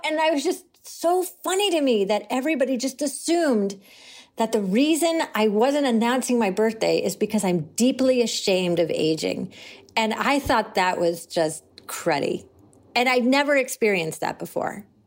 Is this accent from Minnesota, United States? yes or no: no; Syracuse, New York, United States; I grew up in Syracuse